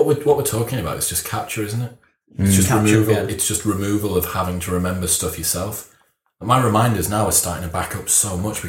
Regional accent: Middlesbrough, North East England, United Kingdom; accent: Middlesbrough; Siri's bastardized my Middlesbrough accent

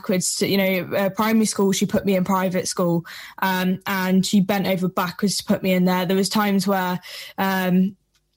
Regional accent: Shropshire, West Midlands, United Kingdom; I'm from Shropshire in England. So it's, you know, small place, very rural

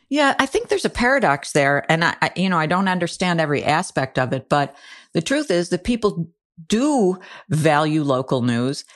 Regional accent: Buffalo, New York, United States; when I grew up in the Buffalo area, my mom and dad subscribed to the Buffalo Evening News

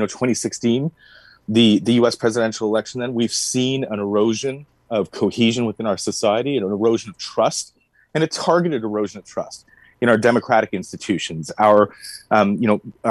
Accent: Canada; a Canadian citizen

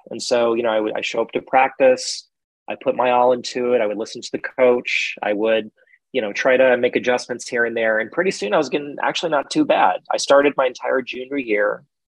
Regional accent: Central Texas, United States; growing up in Central Texas

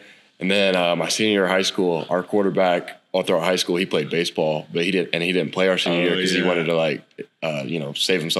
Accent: Hays, Kansas, United States; moved away as an adult; now in Norman, United States; I'm from Hayes, Kansas.

